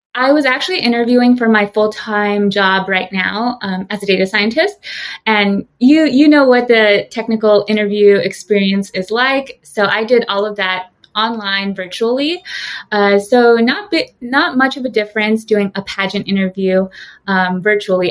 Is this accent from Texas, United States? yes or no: no; San Jose, California, United States; moved away as an adult; now in New York, United States; I was born and raised in San Jose, California